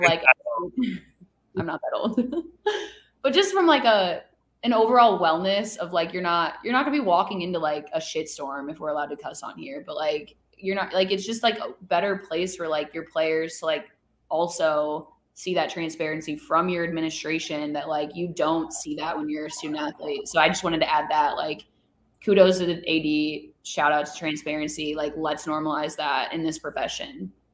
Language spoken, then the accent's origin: English; Chicago, Illinois, United States; we're both from Chicago